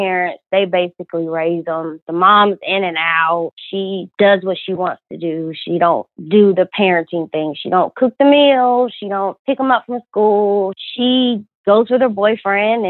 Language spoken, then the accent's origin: English; Georgia, United States; I'm from Georgia